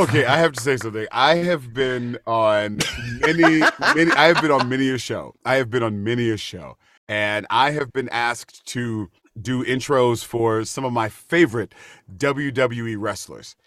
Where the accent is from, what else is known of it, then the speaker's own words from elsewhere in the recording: United States; We're from America